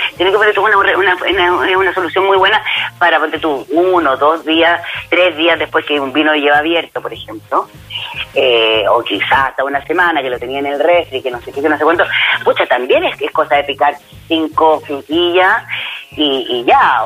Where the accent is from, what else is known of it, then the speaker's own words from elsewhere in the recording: Basque Country, Spain; mi País Vasco